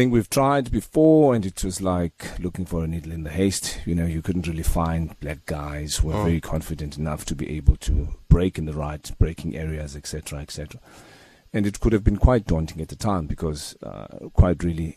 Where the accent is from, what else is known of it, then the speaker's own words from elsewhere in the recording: Transkei, Eastern Cape, South Africa; growing up in the Transkei